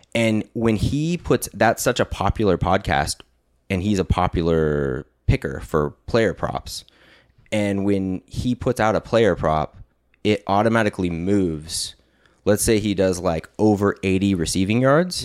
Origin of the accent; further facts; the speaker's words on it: California, United States; we're from California